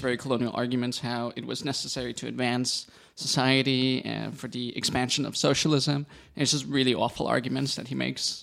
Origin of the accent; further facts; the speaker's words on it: United States; now in Berlin, Germany; I'm an American Jew, half of my family's from Netherlands